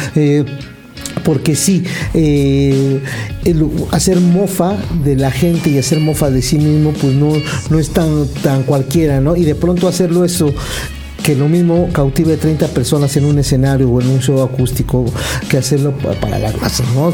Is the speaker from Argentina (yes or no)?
no; Mexico; aquí en nuestro país